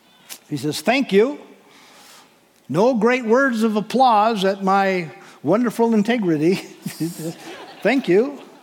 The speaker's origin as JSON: {"language": "English", "town": "Williston", "region": "North Dakota", "country": "United States", "tie": "born or raised there", "said": "I grew up outside of Williston, North Dakota"}